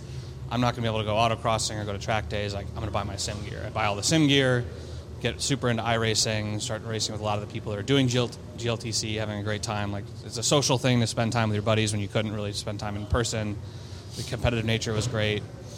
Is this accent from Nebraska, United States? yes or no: yes; Omaha, Nebraska, United States; moved away; also born or lived in Chicago; growing up in Omaha